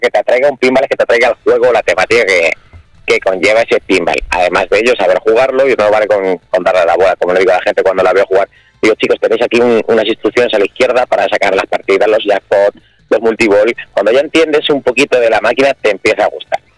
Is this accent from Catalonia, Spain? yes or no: no; Mota del Cuervo, Castilla-La Mancha, Spain; also born or lived in Campo de San Juan